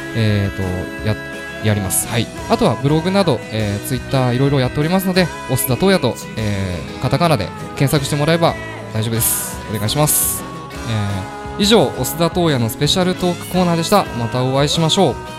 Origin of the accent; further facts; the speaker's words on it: Ome, Tokyo, Japan; 僕はあの東京都青梅市出身のシンガーソングライターです